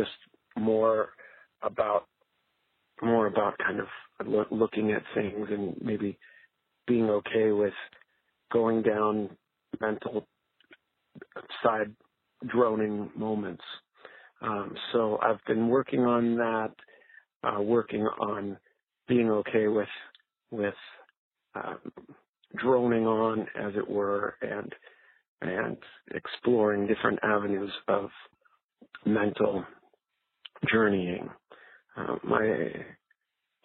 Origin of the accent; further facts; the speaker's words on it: Canada; now in Anaheim, United States; I am originally from Canada, and now I live in Anaheim, California